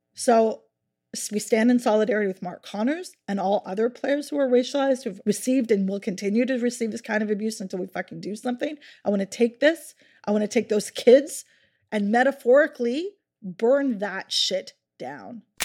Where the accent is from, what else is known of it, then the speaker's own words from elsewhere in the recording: Halifax, Nova Scotia, Canada; Halifax is my hometown